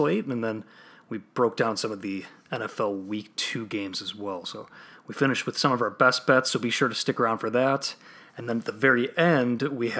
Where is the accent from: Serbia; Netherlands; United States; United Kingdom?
United States; Chicago, Illinois; also born or lived in Iowa; I live in Chicago now and I'm from Chicago, but went to school out there.